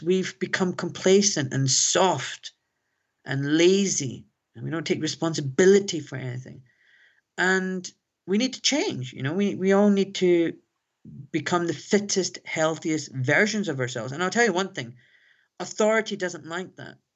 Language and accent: English; Glasgow, Scotland, United Kingdom; now in London, United Kingdom; a young Pakistani boy growing up in Glasgow